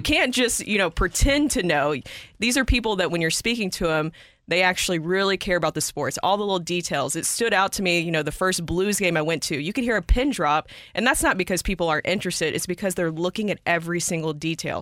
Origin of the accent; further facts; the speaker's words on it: Nashville, Tennessee, United States; I'm from Nashville, Tennessee.